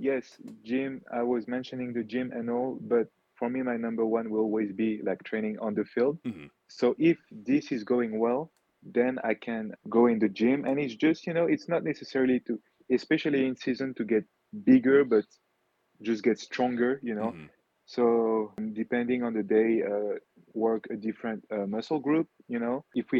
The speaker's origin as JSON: {"language": "English", "town": "Wittenheim", "region": "Grand Est", "country": "France", "tie": "born or raised there", "also_born_or_lived": "Kenya / French Guiana", "said": "So Wittenheim, France is my hometown. Mm-hmm. This is where my grandpa was. This is where my mom grew up. This is where my great grandpa was. But me personally, I was born in Kenya."}